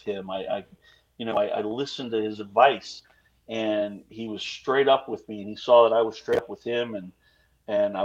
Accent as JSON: {"language": "English", "region": "Virginia", "country": "United States", "said": "I'm from Virginia"}